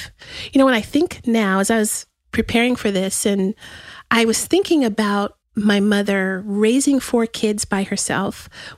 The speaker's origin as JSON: {"language": "English", "town": "El Paso", "region": "Texas", "country": "United States", "tie": "born or raised there", "also_born_or_lived": "White Sands Missile Range, New Mexico", "moved": "yes", "lives_now": "Austin, United States", "said": "I was born right outside of El Paso in White Sands Missile Range."}